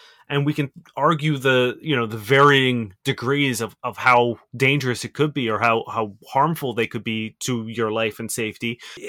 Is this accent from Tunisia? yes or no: no; Brazil; English is a second language; I'm from Brazil.